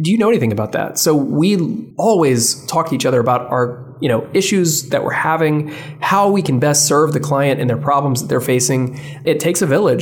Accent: Memphis, Tennessee, United States; I was born and raised in Memphis

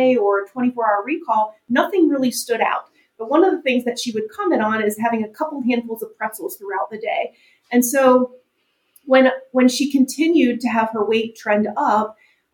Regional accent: United States; we as American dieters

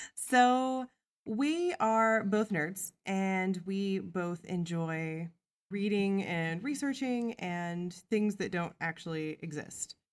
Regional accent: Midwest, United States; I came from the Midwest

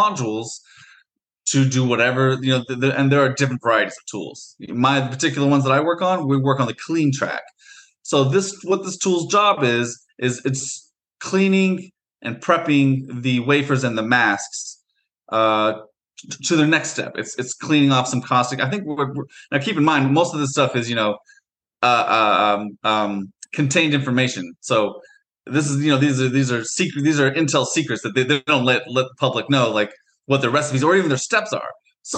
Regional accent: Portland, Oregon, United States; also born or lived in Beaverton, Oregon; I'm actually from the Portland area, so I've lived in and out of Portland and Beaverton pretty much growing up my whole life.

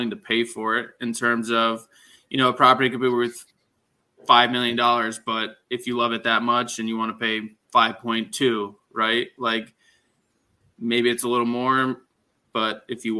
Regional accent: Cooper City, Florida, United States; I was born and raised here in South Florida for probably at least over a decade. I had the pleasure of living locally in Embassy Lakes.

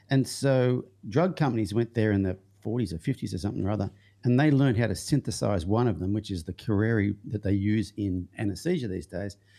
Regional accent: Young, New South Wales, Australia; the town I grew up in it wa, is called Young, but its original name was Lamming Flat.

